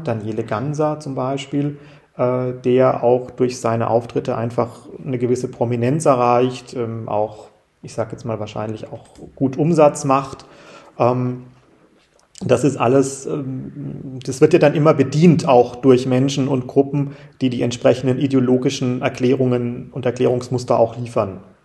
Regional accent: Freiburg, Baden-Württemberg, Germany; wir als Freiburger

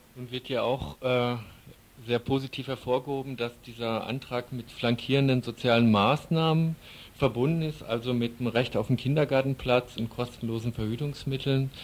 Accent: West Germany, Germany; als Wessi und BRD-Linker

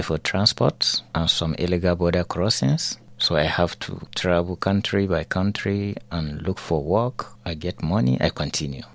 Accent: Northern Nigeria, Nigeria; moved away as an adult; now in Germany; the reasons that make me left my hometown Nigeria is insecurity in northern part of Nigeria where I was born

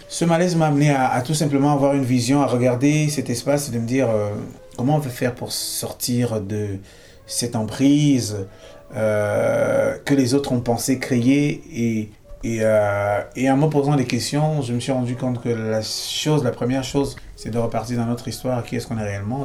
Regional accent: Cameroon; moved away as an adult; also born or lived in Brazil; now in France; je suis né au Cameroun, j'ai grandi là-bas

